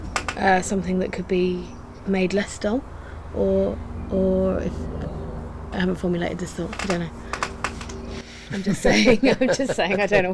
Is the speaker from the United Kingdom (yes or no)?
yes; York, Yorkshire and the Humber, United Kingdom; I'm from Yorkshire